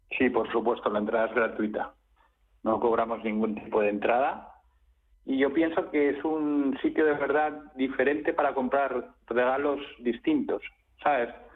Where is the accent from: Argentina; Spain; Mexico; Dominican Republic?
Spain; Madrid, Community of Madrid; yo soy madrileño de, puro cepa, de, tres generaciones. Soy un gato, un gato gato